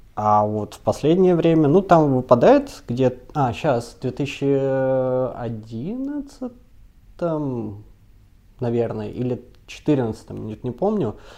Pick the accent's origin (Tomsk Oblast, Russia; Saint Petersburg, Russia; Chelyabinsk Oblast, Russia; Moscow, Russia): Moscow, Russia; now in Hungary; я москвич